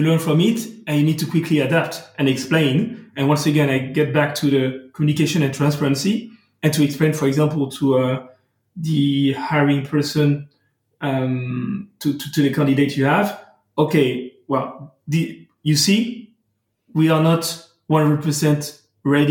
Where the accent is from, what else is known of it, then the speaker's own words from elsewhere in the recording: France; accent: French; English is a second language; I'm talking English, as you can hear, but with a beautiful French accent. So I'm not bilingual.